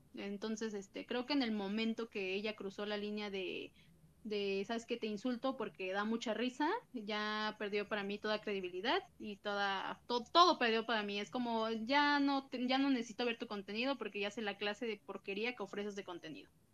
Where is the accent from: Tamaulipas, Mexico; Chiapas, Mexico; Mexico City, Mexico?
Mexico City, Mexico; yo soy de CDMX